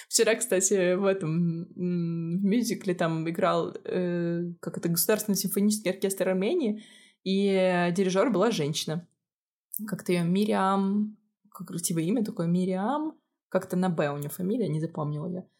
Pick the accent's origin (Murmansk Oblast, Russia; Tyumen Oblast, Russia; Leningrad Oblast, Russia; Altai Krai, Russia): Murmansk Oblast, Russia; Murmansk; now in Armenia; Они спрашивают, откуда ты? Я говорю, Мурманск